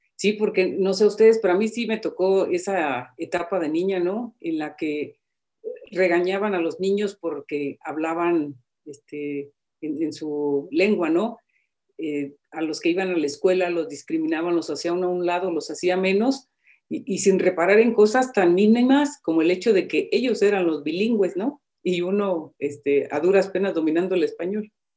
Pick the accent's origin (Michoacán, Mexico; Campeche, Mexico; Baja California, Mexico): Michoacán, Mexico; yo soy de Michoacán